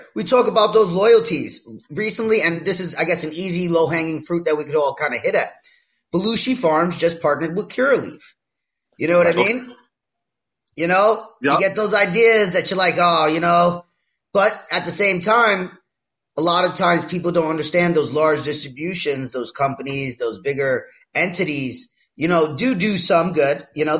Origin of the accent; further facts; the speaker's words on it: Brooklyn, New York, United States; I'm from Brooklyn.